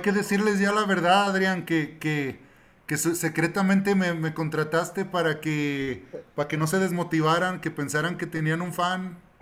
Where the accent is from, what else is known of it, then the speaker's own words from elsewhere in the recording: Mexico; soy puro mexicano, nacido en este suelo